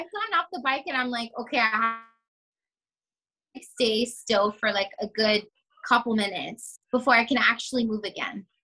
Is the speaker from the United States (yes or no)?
yes; Pembroke Pines, Florida, United States; I am from Pembroke Pines, Florida, which that sounds like where the heck is that? And that is in the South Florida area.